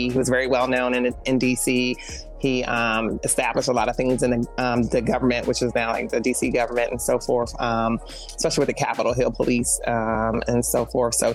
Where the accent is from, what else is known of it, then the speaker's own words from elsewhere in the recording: Germany; So we, I was born and raised in Germany.